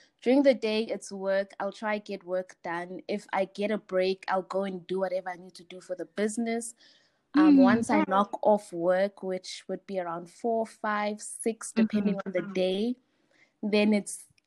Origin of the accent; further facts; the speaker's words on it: Daveyton, Gauteng, South Africa; now in Springs, South Africa; I'm originally from Daveyton, the East Rand, Springs now